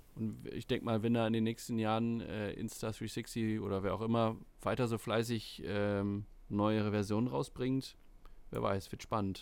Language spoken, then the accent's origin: German; Sylt, Schleswig-Holstein, Germany; ich bin auf der Insel aufgewachsen, auf Sylt